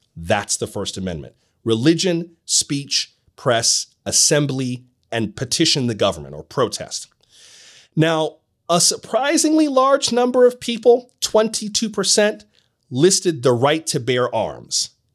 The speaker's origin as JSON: {"language": "English", "region": "Florida", "country": "United States", "said": "My home state of Florida"}